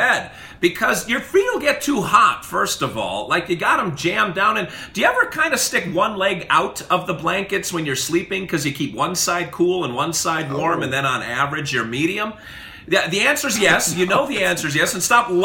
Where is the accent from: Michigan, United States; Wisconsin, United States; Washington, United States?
Wisconsin, United States; now in Tennessee, United States; I grew up in Wisconsin, and I saw plenty more winter than you did